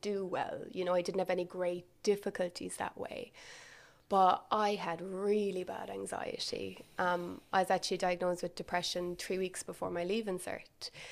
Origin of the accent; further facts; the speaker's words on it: Milltown, Munster, Ireland; also born or lived in Cork; I'm from Milltown, um, so that's where I grew up. So for anyone that doesn't know, it's kind of mid-Kerry.